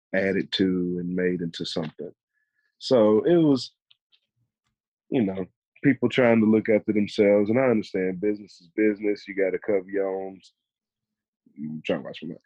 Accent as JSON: {"language": "English", "town": "Mobile", "region": "Alabama", "country": "United States", "tie": "born or raised there", "said": "growing up in Mobile"}